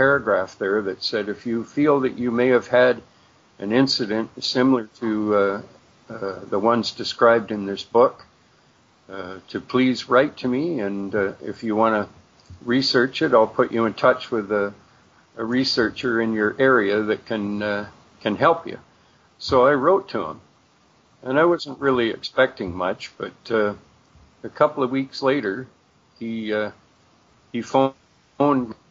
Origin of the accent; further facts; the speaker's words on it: St. Catharines, Ontario, Canada; I'm from St. Catharines, Ontario.